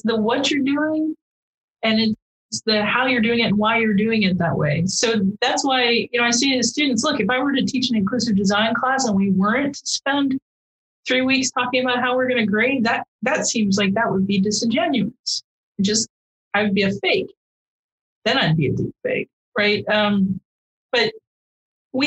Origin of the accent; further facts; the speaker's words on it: Midwest, United States; I grew up in the Midwest